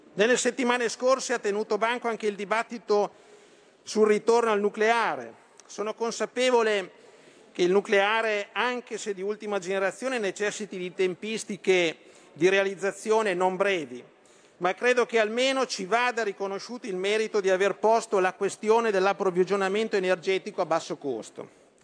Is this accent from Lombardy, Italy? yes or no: yes; Lombardy, Italy; Da Lombardo e da Leghista